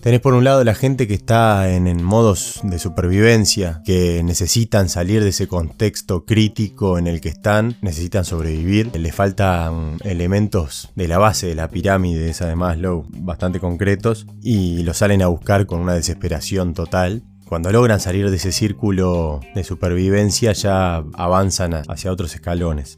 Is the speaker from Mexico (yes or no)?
no; Uruguay; soy uruguayo